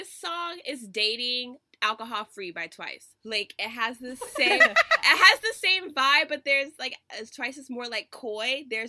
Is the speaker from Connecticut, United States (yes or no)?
no; Texas, United States; I'm from Texas